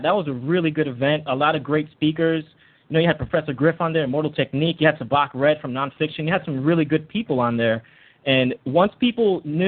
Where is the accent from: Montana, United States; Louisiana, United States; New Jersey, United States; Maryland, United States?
New Jersey, United States; I'm from Jersey.